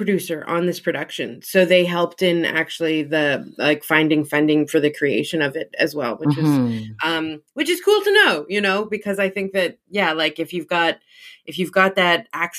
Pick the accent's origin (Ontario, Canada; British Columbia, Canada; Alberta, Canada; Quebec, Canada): Alberta, Canada; Edmonton; as a young white kid growing up in Edmonton